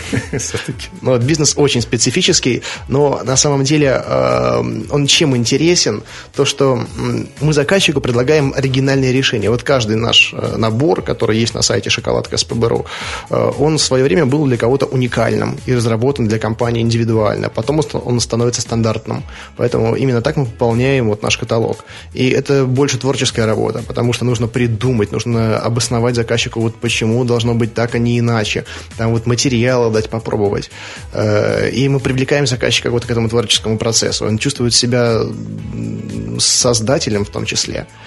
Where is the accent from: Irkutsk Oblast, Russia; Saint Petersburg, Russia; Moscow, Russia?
Saint Petersburg, Russia; Я родился 1 мая 1985 года в городе Ленинграде